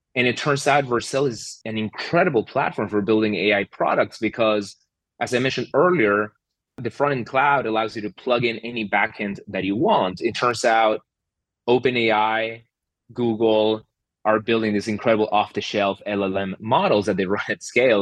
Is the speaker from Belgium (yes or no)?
no; Argentina; moved away; So I'm originally from Argentina